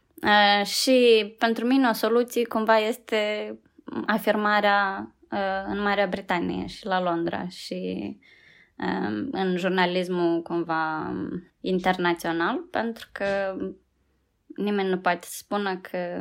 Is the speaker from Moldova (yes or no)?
yes; Moldova; moved away as an adult; now in United Kingdom; Am crescut, știi, în Moldova